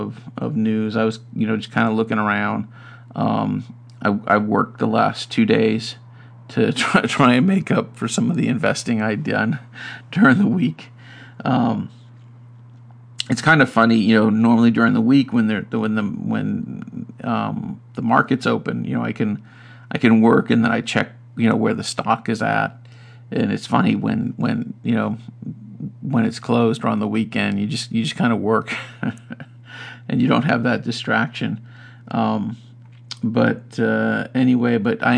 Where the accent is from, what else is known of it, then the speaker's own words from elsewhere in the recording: United States; as an American